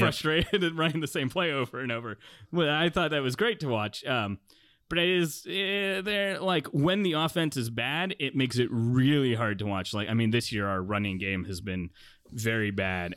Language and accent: English; South Bay, California, United States; I grew up in the South Bay and went to Stanford games in the nineties as a kid